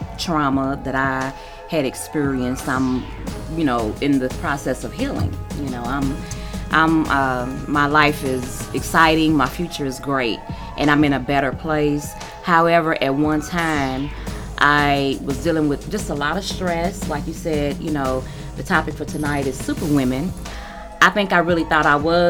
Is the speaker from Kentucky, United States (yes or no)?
yes; Louisville, Kentucky, United States; I am from Louisville, so I'm local.